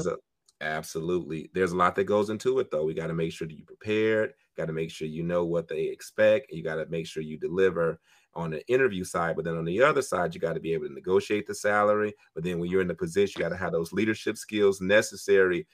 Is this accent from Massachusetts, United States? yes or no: no; Detroit, Michigan, United States; now in Washington, D.C. area, United States; I am from Detroit, Michigan, born and raised